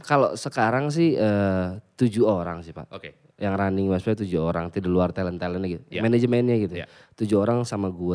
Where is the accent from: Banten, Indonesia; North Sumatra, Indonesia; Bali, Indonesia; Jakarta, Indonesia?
Jakarta, Indonesia; walaupun gue darah gue emang Sumatera, gue lahir dan tumbuh besar di Jakarta.